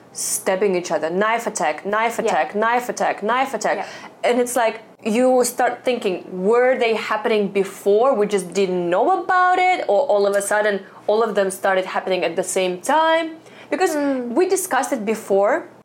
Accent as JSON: {"language": "English", "country": "Russia", "tie": "born or raised there", "moved": "yes", "lives_now": "Hong Kong", "said": "I grew up in Russia."}